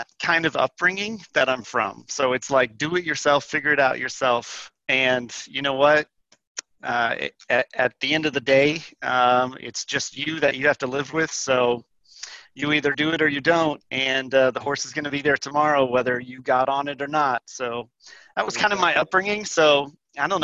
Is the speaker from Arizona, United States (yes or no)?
yes; Tucson, Arizona, United States; I grew up in Tucson